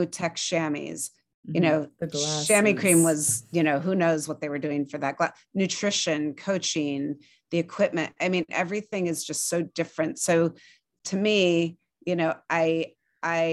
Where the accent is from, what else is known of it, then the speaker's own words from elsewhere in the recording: the Bay Area, California, United States; I grew up in the Bay Area